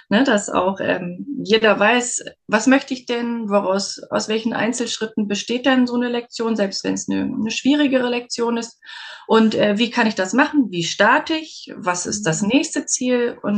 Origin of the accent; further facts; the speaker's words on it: Berlin, Germany; now in Westmünsterland, Germany; ich komme eigentlich aus Berlin